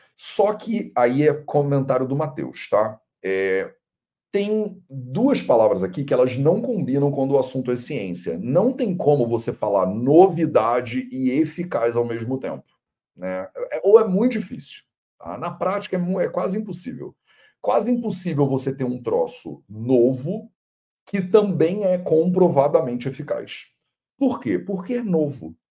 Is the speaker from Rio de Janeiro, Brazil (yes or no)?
yes; Rio de Janeiro, Brazil; Eu sou carioca